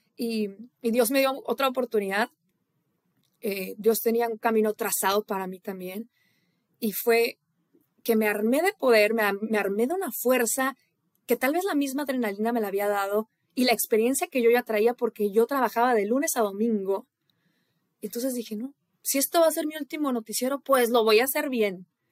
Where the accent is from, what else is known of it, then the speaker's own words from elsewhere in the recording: Irapuato, Guanajuato, Mexico; moved away as an adult; also born or lived in Monterrey, Nuevo León / Houston; now in United States; esa joven que creció en Irapuato, Guanajuato, que se fue a vivir a Monterrey, Nuevo León, mi tierra